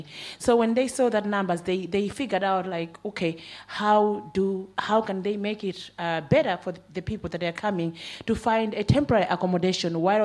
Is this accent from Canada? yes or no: no; Malawi; moved away as an adult; now in Ireland; So I moved over here almost a decade ago to seek political asylum. So I'm coming from Malawi